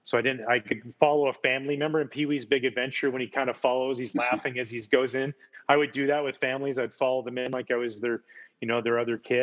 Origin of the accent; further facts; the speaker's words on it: outside of Vancouver, British Columbia, Canada; my little town I grew up in outside of Vancouver, you have to take a ferry that goes there.